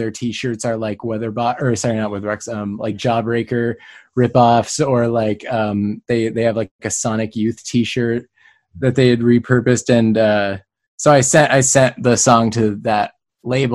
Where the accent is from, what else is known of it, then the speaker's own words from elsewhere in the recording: San Diego, California, United States; also born or lived in Los Angeles; I was born in San Diego, raised in San Diego